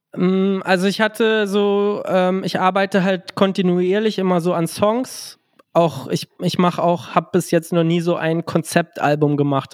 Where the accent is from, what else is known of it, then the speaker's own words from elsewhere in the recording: Gifhorn, Lower Saxony, Germany; now in Berlin, Germany; ich komme ja ursprünglich aus der Kleinstadt Gifhorn. Ähm, jetzt lebe ich ja in Berlin, aber damals war ich da regional sehr verwurzelt